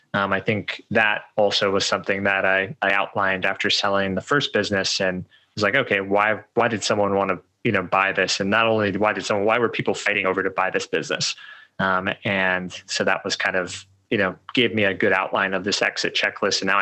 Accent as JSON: {"language": "English", "region": "Colorado", "country": "United States", "tie": "born or raised there", "also_born_or_lived": "Medellín", "moved": "as an adult", "said": "I grew up in Colorado"}